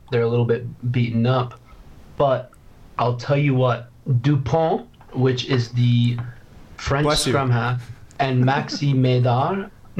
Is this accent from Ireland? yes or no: yes; Ireland; I know I'm Irish, I carry an Irish passport. I was just in Dublin for 2 months working.